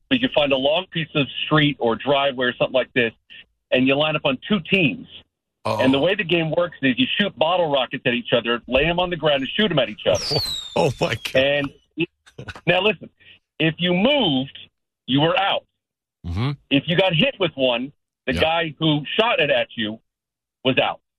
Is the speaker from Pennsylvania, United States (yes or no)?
no; Tennessee, United States; moved away; I grew up in Tennessee for a while